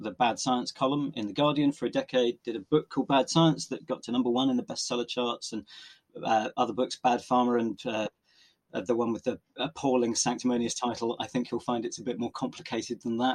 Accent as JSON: {"language": "English", "town": "Oxford", "region": "South East England", "country": "United Kingdom", "tie": "born or raised there", "said": "growing up in Oxford, where I still live and work"}